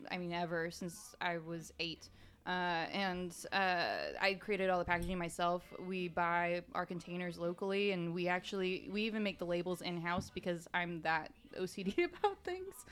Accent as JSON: {"language": "English", "region": "California", "country": "United States", "also_born_or_lived": "North Carolina / Portland / Seattle", "moved": "as an adult", "lives_now": "Nashville, United States", "said": "I'm from California, all over. I lived in northern Okay. and southern."}